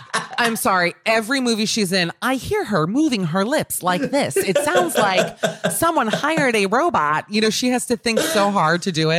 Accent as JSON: {"language": "English", "country": "United States", "said": "I've never, how do I put this, been insulted or treated differently because I'm American there"}